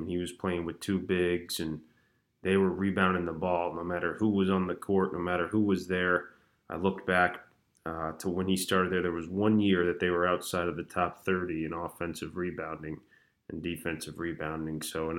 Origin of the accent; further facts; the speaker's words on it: Chapel Hill, North Carolina, United States; growing up in Chapel Hill.